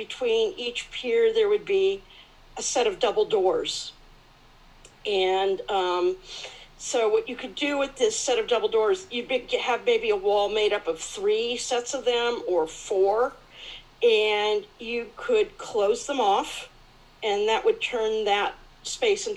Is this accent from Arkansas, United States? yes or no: no; California, United States; now in Melbourne, Australia; I'm actually from California